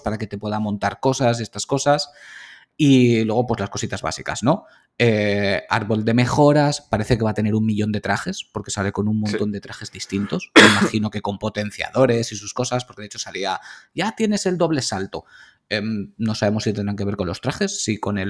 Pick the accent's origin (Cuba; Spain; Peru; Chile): Spain; Valencian Community; Somos valencianos